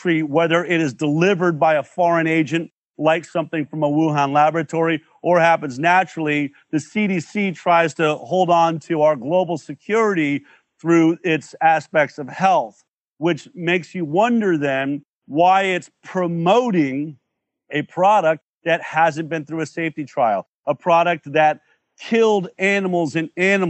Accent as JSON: {"language": "English", "country": "United States", "tie": "born or raised there", "said": "growing up in the United States of America"}